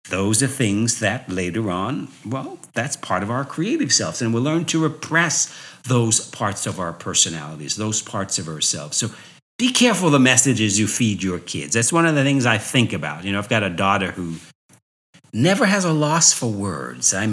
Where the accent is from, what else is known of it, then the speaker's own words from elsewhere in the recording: New York, United States; so growing up in New York, people would always say to me, Wow, you are so articulate.